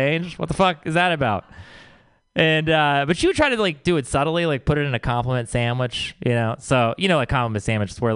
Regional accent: Texas, United States; I grew up in the Bible Belt where it is all about Jesus

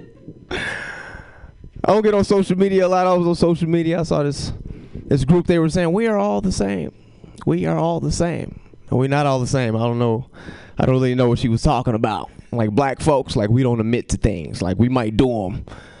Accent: Chicago, Illinois, United States; moved away as an adult; now in California, United States; I go back home and act like I ain't lived there for 23 years

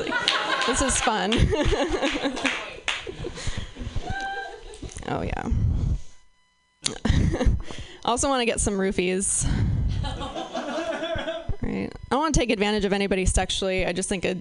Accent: Pacific Northwest, United States; I'm from the Pacific Northwest

